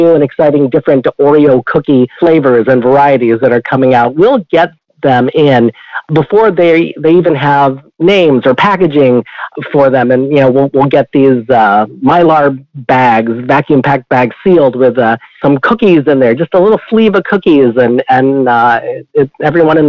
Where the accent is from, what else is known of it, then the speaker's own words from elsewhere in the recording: St. Louis, Missouri, United States; also born or lived in Chicago, Illinois; I was born in Chicago, Illinois, but didn't stay there for too long. By the time we were two, we had moved to the St. Louis area, St. Louis, Missouri, where I was raised.